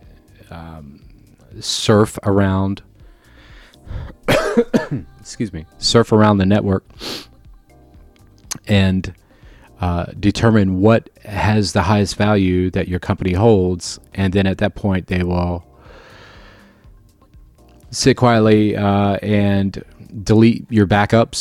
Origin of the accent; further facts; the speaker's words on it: Florida, United States; I'm from Florida